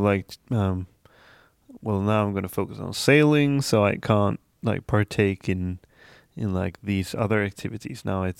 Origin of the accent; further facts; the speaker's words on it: Dalarna County, Sweden; English is a second language; Well, I come from the Swedish countryside, and it's really puts us like in the middle of Sweden, more or less, like southern part, kind of.